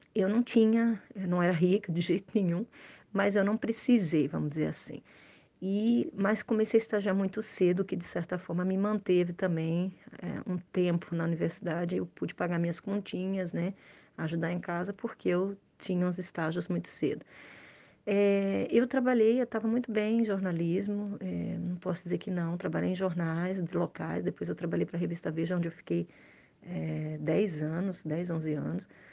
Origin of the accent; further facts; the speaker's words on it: Brazil; moved away as an adult; now in Montreal, Canada; nós somos brasileiros, a gente não tem uma língua segunda